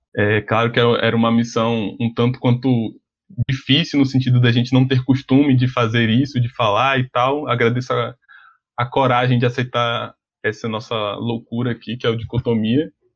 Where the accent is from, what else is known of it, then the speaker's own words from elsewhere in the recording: Brazil; nós como brasileiros